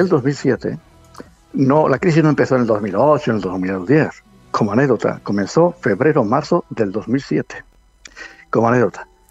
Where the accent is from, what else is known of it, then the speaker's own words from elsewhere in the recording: Medina del Campo, Castile and León, Spain; yo soy de Medina del Campo, la provincia de Valladolid